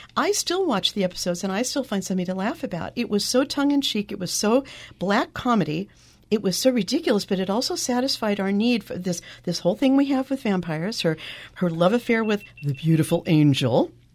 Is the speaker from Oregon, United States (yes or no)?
yes; Eastern Oregon, United States; moved away; growing up in Eastern Oregon, I mean, we were in the middle of nowhere